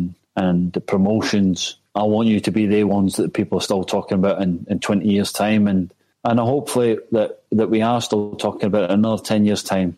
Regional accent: Scotland, United Kingdom; moved away

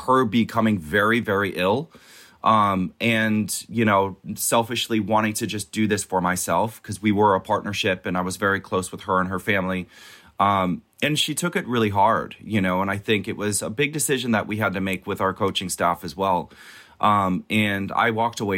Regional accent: Minnesota, United States; Growing up in Minnesota, it's the lakes and the ponds are frozen from like October until April.

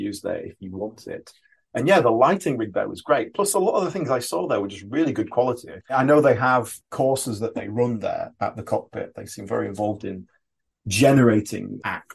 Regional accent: Yorkshire and the Humber, United Kingdom; also born or lived in Brixton, London; now in London, United Kingdom; You can probably tell from my accent I'm not a London native, but I've been here quite a few years now. From Yorkshire originally.

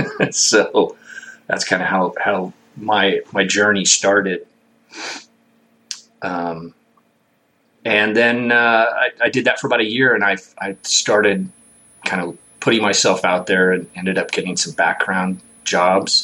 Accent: Bakersfield, California, United States; also born or lived in Lake Isabella, California; I grew up in Bakersfield, California

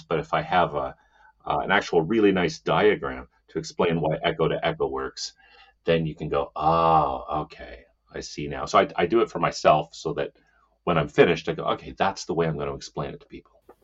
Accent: Saskatchewan, Canada; moved away; also born or lived in Edmonton, Alberta / Ontario; I'm from Saskatchewan. I'm not from Ontario at all

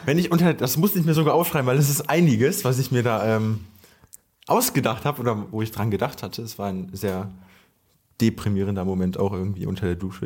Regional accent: near Cologne-Düsseldorf, North Rhine-Westphalia, Germany; wir kommen hier irgendwie aus der Nähe Köln-Düsseldorf

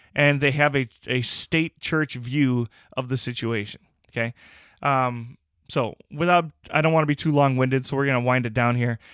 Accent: United States; as an American

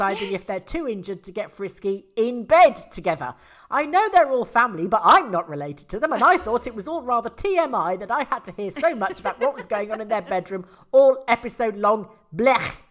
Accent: England, United Kingdom; we're English

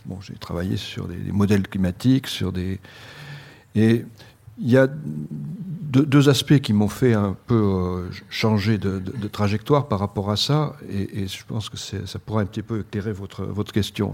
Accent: Bordeaux, Nouvelle-Aquitaine, France; moved away; ma région d'origine, à Bordeaux

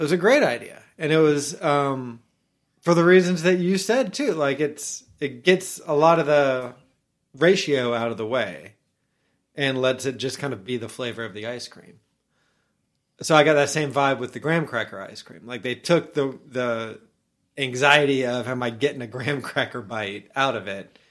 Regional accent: Orlando, Florida, United States; when I was young, I grew up in Orlando

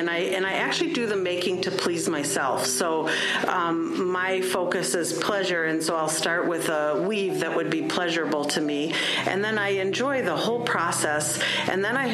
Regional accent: Wisconsin, United States; now in Minneapolis, United States; I was born in Wisconsin

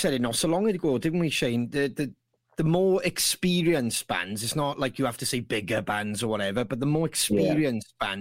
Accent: Bridgend, Wales, United Kingdom; we're from Bridgend. So we were leaving Bridgend, going over the bridge

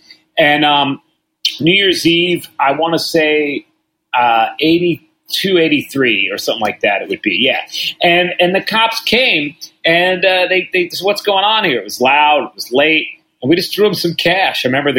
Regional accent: New York City, New York, United States; I'm a New Yorker.

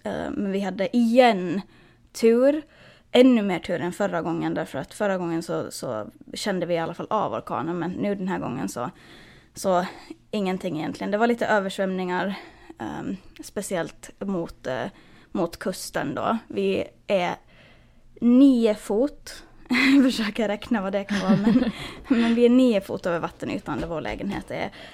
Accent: Finland; now in United States; hemma i Finland

